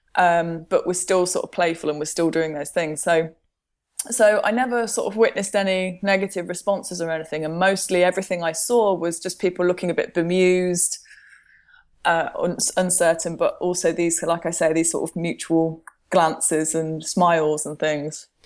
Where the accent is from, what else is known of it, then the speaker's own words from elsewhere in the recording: Midlands, United Kingdom; also born or lived in Milton Keynes; I'm from the Midlands, and one of the places that I used to skateboard when I was an adolescent, uh, was in Milton Keynes.